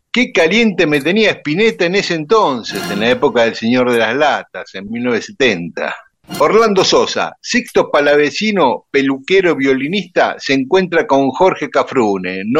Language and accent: Spanish; Paraguay; accent: Guaraní; now in New York, United States; Y a mí también, que vivo en Nueva York, se me nota mi acento guaraní.